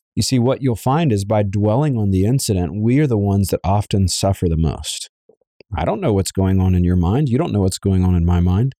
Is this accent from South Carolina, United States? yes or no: no; Savannah, Georgia, United States; I was raised in Savannah, Georgia